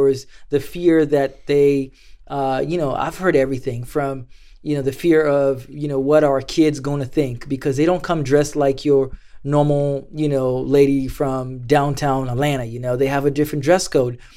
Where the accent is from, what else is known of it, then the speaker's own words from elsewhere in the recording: Mombasa, Mombasa County, Kenya; moved away as an adult; now in United States; growing up in Kenya, life was, was, was tough.